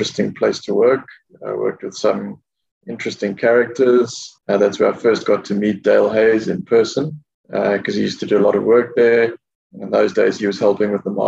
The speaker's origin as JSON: {"language": "English", "town": "Durban", "region": "KwaZulu-Natal", "country": "South Africa", "tie": "born or raised there", "moved": "as an adult", "lives_now": "Mauritius", "said": "I grew up in Durban"}